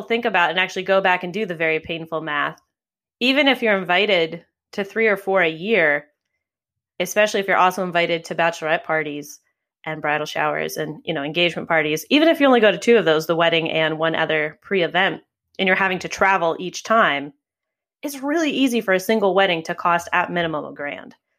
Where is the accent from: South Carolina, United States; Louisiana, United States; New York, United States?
New York, United States; New York City; my hometown of New York City